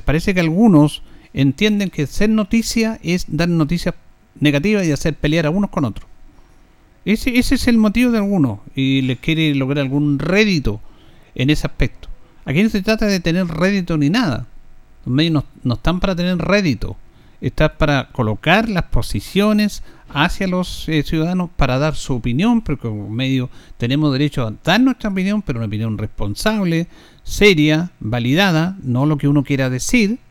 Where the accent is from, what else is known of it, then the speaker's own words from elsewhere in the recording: Linares, Maule, Chile; los que somos de Linares